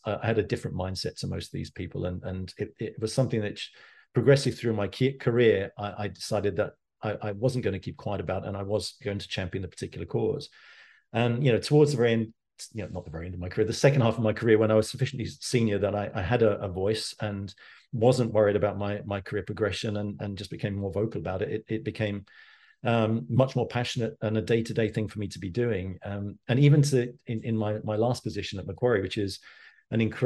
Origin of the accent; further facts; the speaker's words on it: London, United Kingdom; I grew up in East London as a kid, and, you know, I went to school in Walthamstow